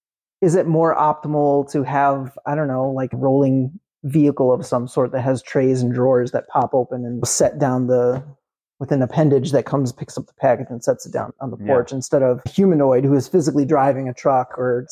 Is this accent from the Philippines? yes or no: yes; Manila, Metro Manila, Philippines; we're from Manila.